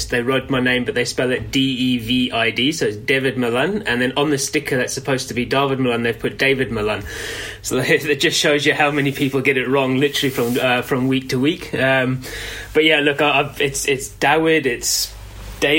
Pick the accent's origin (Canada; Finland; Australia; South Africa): South Africa; also born or lived in Middlesex / Yorkshire; now in England; I grew up in South Africa, all my schooling and age group and all my idols were South Africans